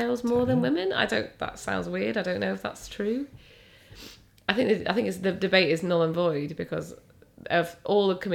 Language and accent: English; the North, England, United Kingdom; I'm from the North